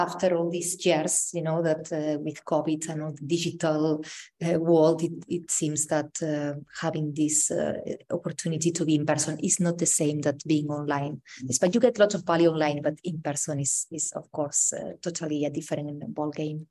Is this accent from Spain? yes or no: yes; Spain; now in Ireland; originally from Spain, but living in Ireland.